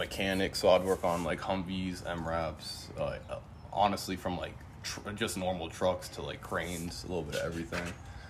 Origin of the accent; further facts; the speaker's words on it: East Coast, United States; And I had a whole bunch of preferences on the East Coast because I'm from the East Coast.